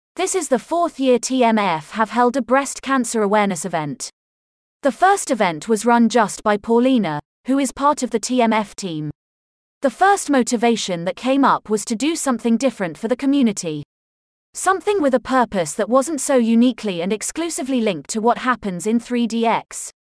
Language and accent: English; North East England, United Kingdom; I'm from the northeast of England.